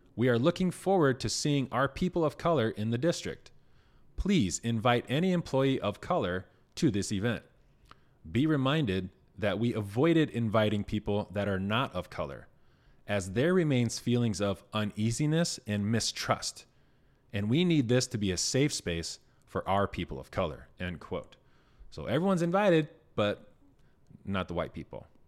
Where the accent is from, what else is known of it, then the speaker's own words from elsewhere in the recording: Indiana, United States; W R T V in Indiana, my home state